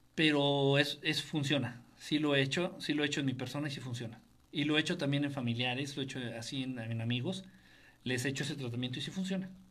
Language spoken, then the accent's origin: Spanish; Mexico; Soy mexicano, vivo en México